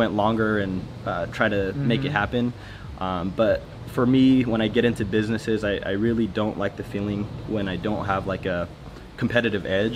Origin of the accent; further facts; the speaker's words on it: Salinas, California, United States; I grew up in Salinas, up in Northern California